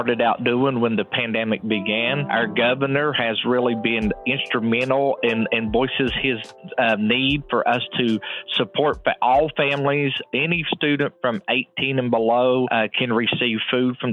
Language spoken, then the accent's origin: English; Man, West Virginia, United States; now in Glen Fork, United States; I grew up in Mann, West Virginia.